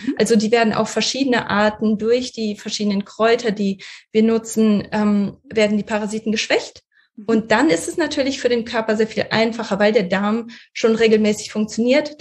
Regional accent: Russia; moved away; ich bin in Russland geboren

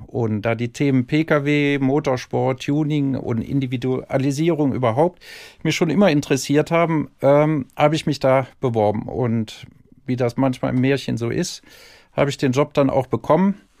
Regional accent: Cologne, North Rhine-Westphalia, Germany; accent: Rhinelander; geboren in Köln und ich hoffe, da bleibe ich auch

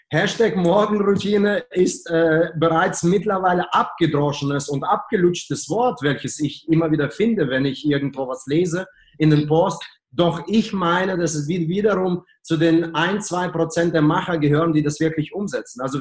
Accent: Germany; Ja, ich als Deutsche mit sehr guten Russischkenntnissen verstehe dein Deutsch, okay?

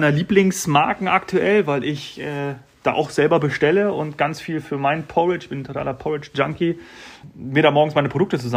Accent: Hesse, Germany; born there; Ich bin gebürtiger Hesse.

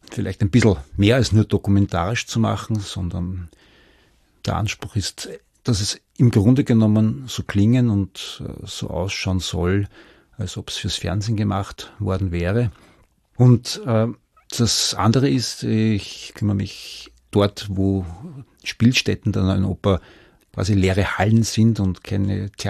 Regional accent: Vienna, Austria; Ich stamme aus Wien

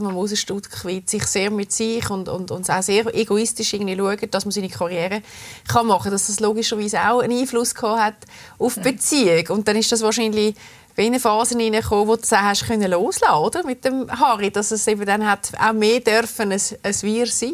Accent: Switzerland; bei uns in der Schweiz

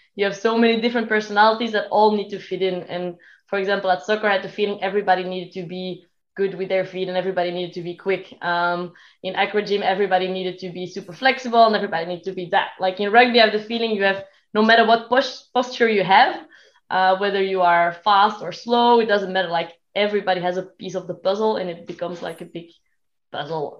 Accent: Belgium; I am from Belgium

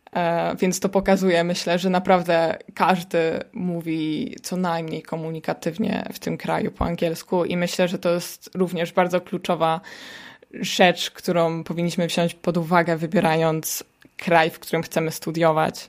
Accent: Poland; moved away as an adult; now in Netherlands; jestem tylko ja z Polski

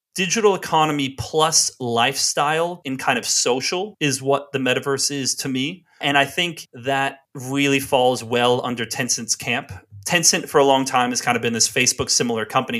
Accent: Seattle, Washington, United States; moved away as an adult; also born or lived in China; I am from Seattle

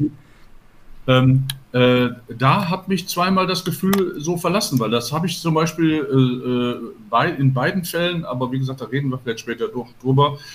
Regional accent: Gladbeck, North Rhine-Westphalia, Germany; moved away; also born or lived in Gelsenkirchen; ich bin gebürtig aus Gelsenkirchen und bin in Gladbeck aufgewachsen

